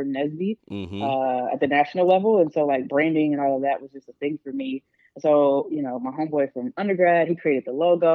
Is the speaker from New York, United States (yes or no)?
no; Charlotte, North Carolina, United States; also born or lived in Rocky Mount, North Carolina; I grew up in Charlotte, North Carolina